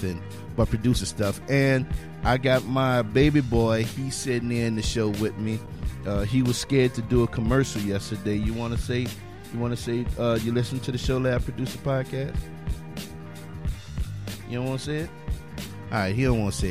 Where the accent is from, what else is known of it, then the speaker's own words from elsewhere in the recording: Louisiana, United States; now in Texas, United States; I'm from Louisiana